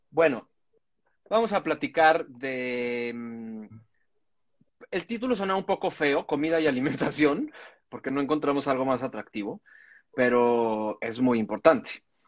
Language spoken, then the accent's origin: Spanish; Mexico City, Mexico; yo crecí en Coajimalpa.